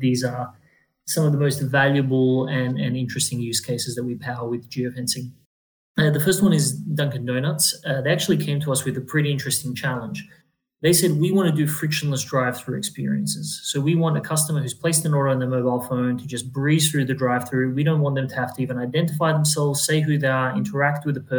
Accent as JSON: {"language": "English", "town": "Adelaide", "region": "South Australia", "country": "Australia", "tie": "born or raised there", "also_born_or_lived": "Europe", "moved": "yes", "said": "I grew up in Adelaide"}